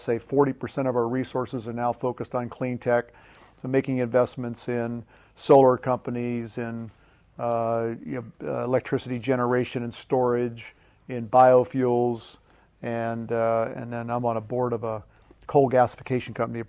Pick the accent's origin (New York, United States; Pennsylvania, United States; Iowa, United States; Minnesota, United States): Pennsylvania, United States; Pittsburgh; moved away; also born or lived in West Virginia; Born and raised on the East Coast, grew up in Pittsburgh, educated in Pittsburgh and West Virginia